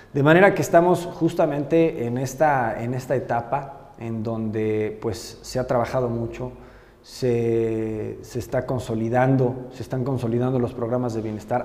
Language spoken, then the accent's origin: Spanish; Puebla, Mexico; poblano nací y poblano me moriré y, yo me considero más poblano que, cualquier poblano. Yo, yo aquí me he desarrollado toda la vida